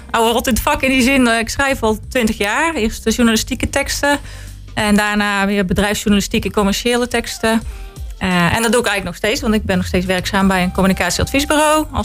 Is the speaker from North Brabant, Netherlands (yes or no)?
yes; Wouw, North Brabant, Netherlands; now in Roosendaal, Netherlands; geboren in Wouw en woon al heel lang in Roosendaal. Oké. Ik ben echt West-Brabantse.